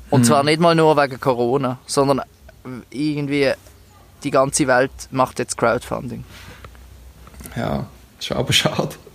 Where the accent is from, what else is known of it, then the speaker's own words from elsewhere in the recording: Switzerland; Ähm, das machen wir ja als Schweizer.